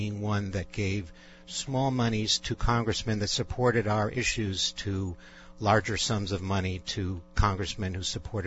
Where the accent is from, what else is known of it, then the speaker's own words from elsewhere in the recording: Cleveland, Ohio, United States; now in Englewood, United States; I grew up in Cleveland, Ohio.